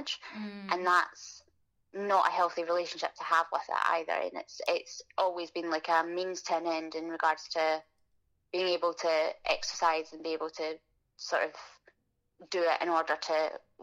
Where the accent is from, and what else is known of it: Glasgow, Scotland, United Kingdom; born or raised there